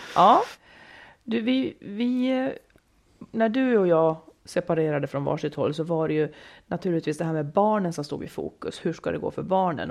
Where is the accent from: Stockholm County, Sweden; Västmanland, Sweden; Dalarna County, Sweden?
Dalarna County, Sweden; Falun; also born or lived in Malung; jag bodde i Malung när jag var riktigt liten och sen flyttade jag till Falun på grund av mammas jobb, eh, hela familjen då